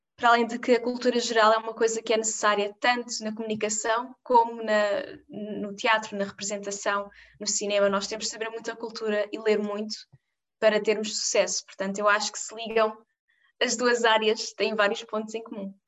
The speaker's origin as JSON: {"language": "Portuguese", "country": "Portugal", "said": "a minha cidade de onde eu venho"}